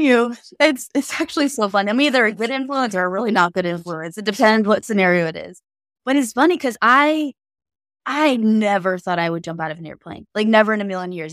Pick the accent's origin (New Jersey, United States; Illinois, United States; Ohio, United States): Ohio, United States; Canton; I'm not from this city or Hilliard, Ohio, but I'm from Canton, Ohio